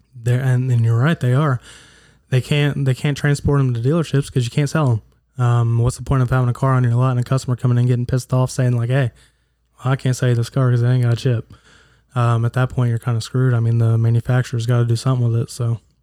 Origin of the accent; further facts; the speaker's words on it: Huntington, United States; I am from Huntington